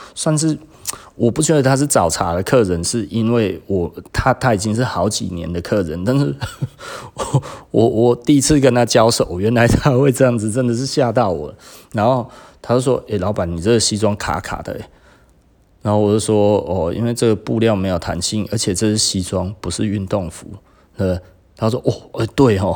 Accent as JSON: {"language": "Chinese", "country": "Taiwan", "said": "我们台湾人"}